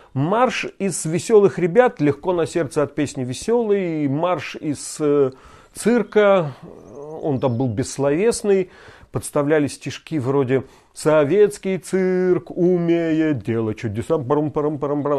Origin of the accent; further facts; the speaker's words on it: Vologda Oblast, Russia; moved away; Я родился и вырос в Вологодской области